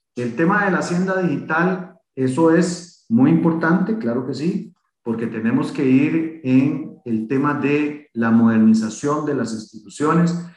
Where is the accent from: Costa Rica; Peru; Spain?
Costa Rica; así como muchos costarricenses en este país